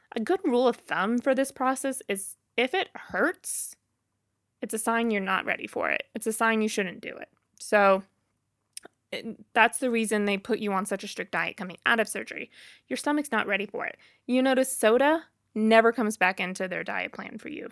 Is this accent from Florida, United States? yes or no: no; Boonville, Missouri, United States; moved away; I'm from Booneville, Missouri originally.